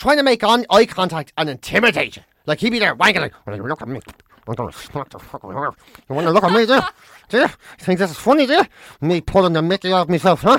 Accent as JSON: {"language": "English", "town": "Dublin", "region": "Leinster", "country": "Ireland", "tie": "born or raised there", "said": "I grew up in Dublin. I never saw farm animals."}